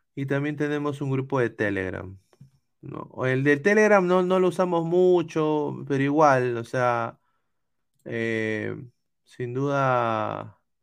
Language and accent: Spanish; Lima, Peru; yo no puedo poner la bandera de Lima